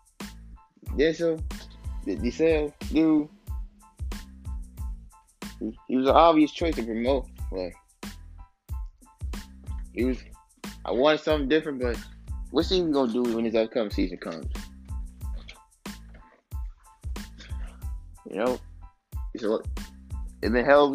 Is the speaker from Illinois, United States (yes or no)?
yes; Chicago, Illinois, United States; I'm from Chicago